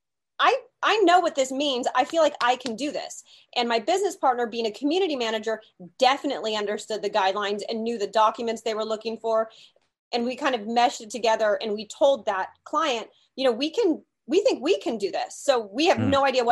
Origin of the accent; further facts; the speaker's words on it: California, United States; I am a California girl, born and raised in California